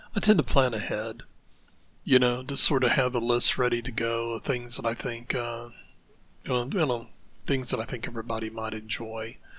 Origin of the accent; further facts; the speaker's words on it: United States; I'm coming from the American side here